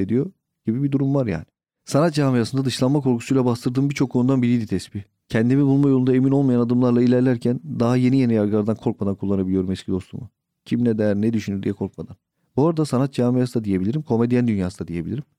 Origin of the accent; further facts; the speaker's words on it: Yeldeğirmeni, Istanbul, Turkey; Gençliğim yel değirmeninde geçti. E, hala da oradayım